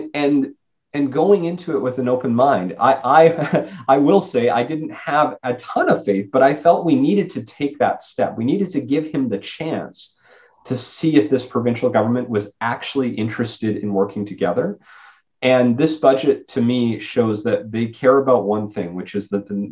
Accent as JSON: {"language": "English", "town": "Spruce Grove", "region": "Alberta", "country": "Canada", "tie": "born or raised there", "lives_now": "Edmonton, Canada", "said": "my hometown of Spruce Grove"}